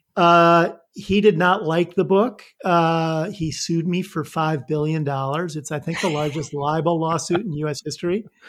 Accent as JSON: {"language": "English", "region": "Northern Illinois", "country": "United States", "tie": "born or raised there", "also_born_or_lived": "New York", "moved": "as an adult", "said": "I'm a, a Midwestern boy. I grew up in Northern Illinois"}